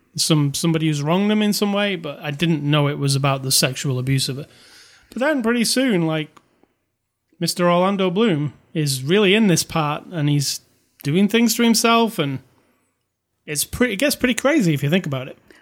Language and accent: English; United Kingdom; I'm British